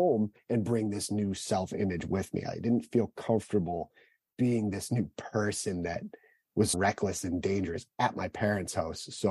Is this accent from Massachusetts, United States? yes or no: yes; Southern Massachusetts, United States; I grew up in Southern Massachusetts, the older of two siblings